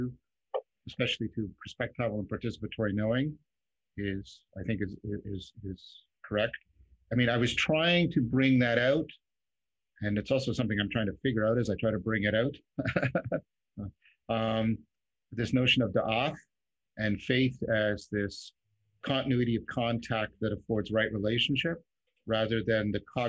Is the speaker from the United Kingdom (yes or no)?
no; Canada; as a Canadian